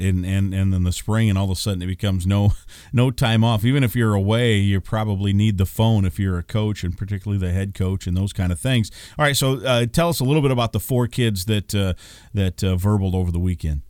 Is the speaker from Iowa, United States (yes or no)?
yes; Iowa, United States; moved away; I grew up in Iowa